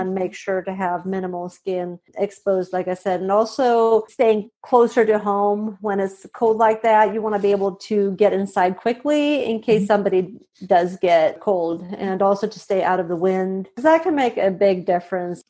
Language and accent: English; Sweden; moved away as an adult; also born or lived in Montana / Indiana; I'm originally from Sweden. I was born and raised here